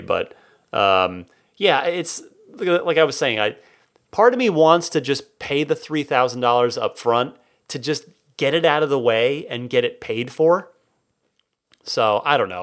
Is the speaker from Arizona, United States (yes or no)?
yes; Phoenix, Arizona, United States; now in San Francisco, United States; I grew up mostly in the Phoenix Valley